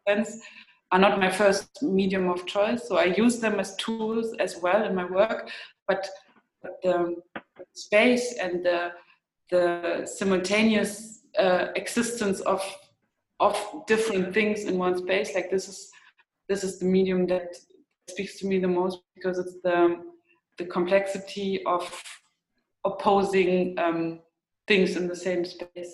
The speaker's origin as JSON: {"language": "English", "region": "East Germany", "country": "Germany", "tie": "born or raised there", "said": "where I grew up in East Germany"}